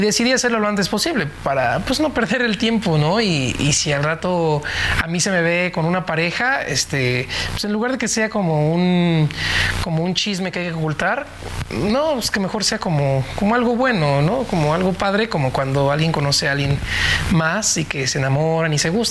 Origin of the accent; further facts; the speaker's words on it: Nicolás Romero, State of Mexico, Mexico; me fui al Palacio Municipal de Nicolás Romero, donde soy originalmente del Estado de México